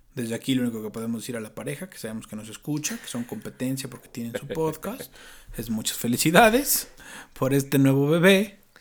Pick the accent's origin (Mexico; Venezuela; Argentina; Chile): Mexico; como buenos mexicanos que traemos todo el extranjero